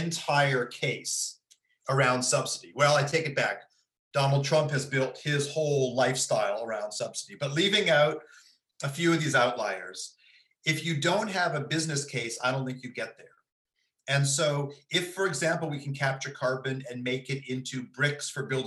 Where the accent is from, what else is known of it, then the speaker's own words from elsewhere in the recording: Ithaca, New York, United States; also born or lived in Princeton, New Jersey; now in Berkeley, United States; I'm from upstate New York. I'm from Ithaca